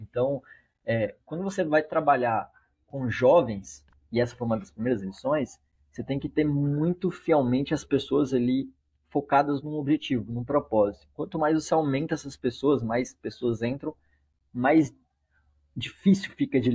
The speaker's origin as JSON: {"language": "Portuguese", "country": "Brazil", "said": "como um bom brasileiro"}